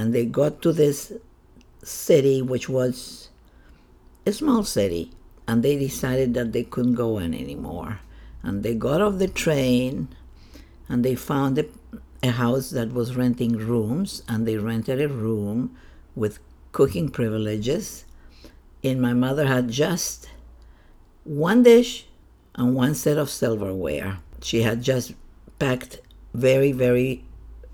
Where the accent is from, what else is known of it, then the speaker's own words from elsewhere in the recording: Chiloé, Los Lagos, Chile; moved away; I was born in Chile, in the southern part of Chile, in an island. The island is called Chiloé